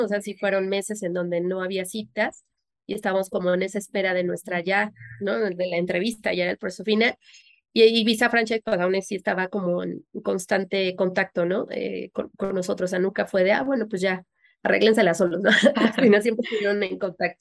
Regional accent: Mexico City, Mexico; also born or lived in Orlando, Florida; somos de la, de la Ciudad de México y decidimos establecernos en, Florida, en Orlando

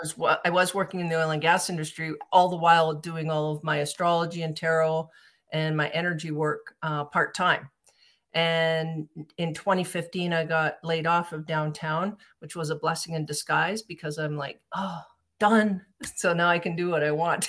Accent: Calgary, Alberta, Canada; I'm from Calgary, Alberta, and I, I hooked up with a group here in Calgary

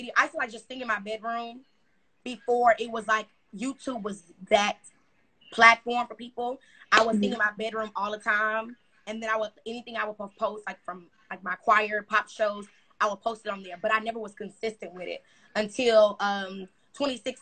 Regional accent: Houston, Texas, United States; I am from Houston, Texas

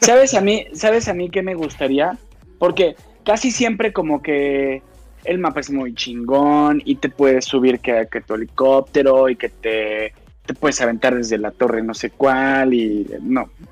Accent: Mexico; Yo soy mexicano

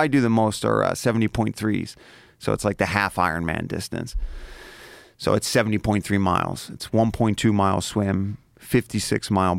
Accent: Philadelphia, Pennsylvania, United States; up in South Philly.

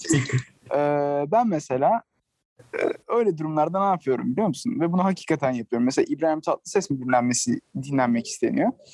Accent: Turkey; now in Barcelona, Spain; ben Türk'üm

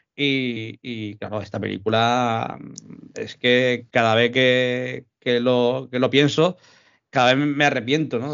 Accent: Andalusia, Spain; also born or lived in Málaga; para los andaluces, eh, sabemos lo que es el tema

